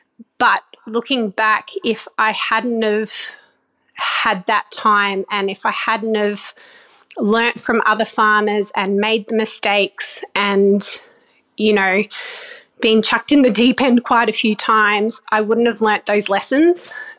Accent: Cairns, Queensland, Australia; Well, I grew up in Cairns for quite a few of my younger years

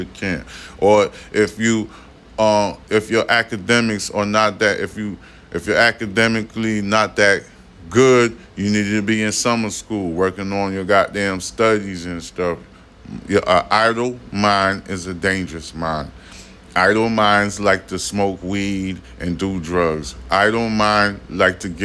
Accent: United States; I'm an American soldier. I'm still serving my American people

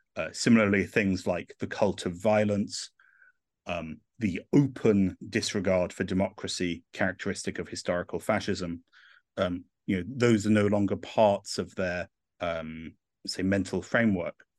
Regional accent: England, United Kingdom; accent: English; moved away as an adult; also born or lived in Rome, Italy; I'm English and not Italian, uh, but I moved to, uh, Italy, uh, in twenty eleven

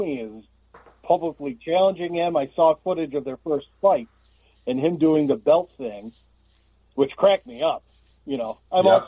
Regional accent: Buffalo, New York, United States; also born or lived in Philadelphia / Atlanta; Buffalo born and bred, with a couple of stops in Philadelphia and Atlanta over the years, but Buffalo guy

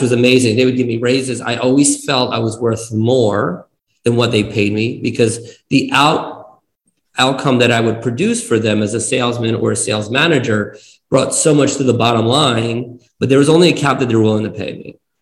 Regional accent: East Coast, United States; born or raised there; moved away as an adult; also born or lived in Kyiv, Ukraine / New Jersey / Nevada; now in Arizona, United States

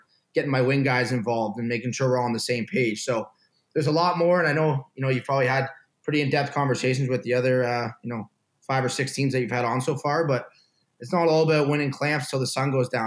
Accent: Canada; moved away as an adult; also born or lived in Ohio; being that Canadian kid who just kind of strapped it up, went out and played all the time

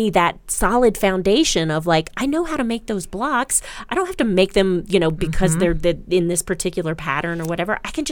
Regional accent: Maryland, United States; moved away; I grew up in Maryland

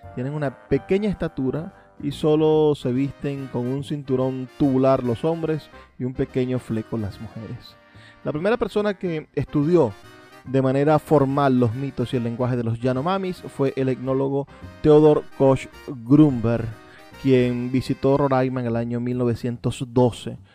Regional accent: Venezuela; nosotros los venezolanos

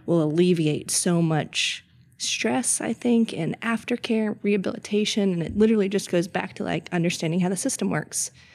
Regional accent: Mint Hill, North Carolina, United States; now in Charlotte, United States; I grew up more so in Mitt Hill and came to Charlotte often

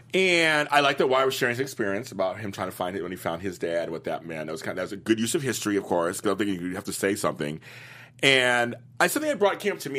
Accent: Los Angeles, California, United States; I'm from Los Angeles

